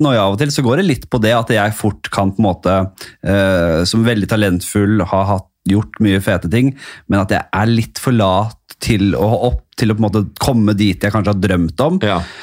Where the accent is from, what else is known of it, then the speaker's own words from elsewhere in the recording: Oslo, Norway; jeg er fra Bekkelaget.